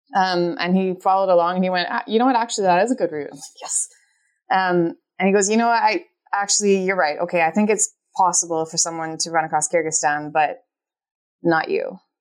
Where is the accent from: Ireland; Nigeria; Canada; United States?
Canada; moved away as an adult; also born or lived in Scotland; I grew up in the Canadian Rockies